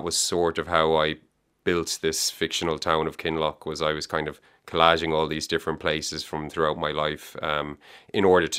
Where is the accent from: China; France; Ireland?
Ireland; Galway, Connacht; also born or lived in Dublin; I'm from Galway. Well, I was given out to by my cousin yesterday, so I have to say I was born in Dublin. He said you're rejecting your Dublin route. So I was born in Dublin, but I grew up in Galway. We moved to Galway when I was 3.